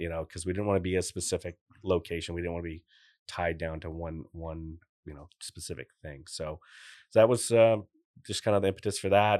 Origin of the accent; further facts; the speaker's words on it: Newport, Rhode Island, United States; also born or lived in Portsmouth, Rhode Island; I'm born and raised there. My wife's from Middletown. We live in Portsmouth. I was born in Newport